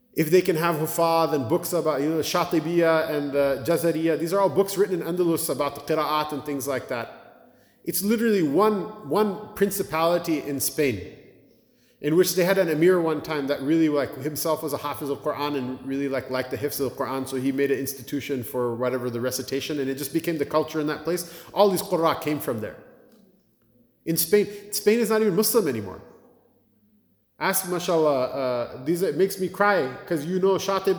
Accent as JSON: {"language": "English", "town": "Blaine", "region": "Washington", "country": "United States", "tie": "born or raised there", "moved": "yes", "lives_now": "Cleveland, United States", "said": "My hometown, Blaine, Washington, I can't believe it has a masjid. We grew up there"}